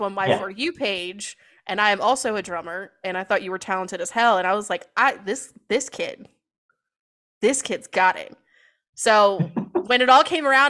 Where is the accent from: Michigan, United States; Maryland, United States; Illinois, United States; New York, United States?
Maryland, United States; Waldorf; I'm from Maryland